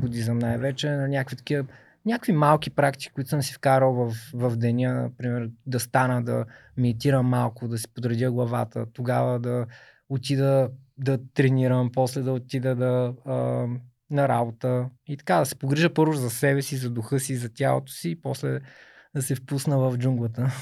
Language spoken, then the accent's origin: Bulgarian; Burgas, Burgas Province, Bulgaria; От пети клас математическа гимназия. Аз съм от Бургас